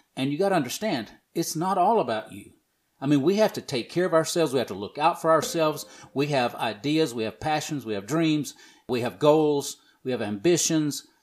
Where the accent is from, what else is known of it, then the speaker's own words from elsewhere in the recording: the South, United States; I'm from the South